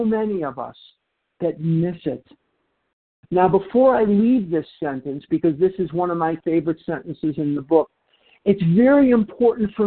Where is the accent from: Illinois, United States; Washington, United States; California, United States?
Illinois, United States; Chicago; now in Phoenix, United States; I'm born and raised in Chicago, Illinois.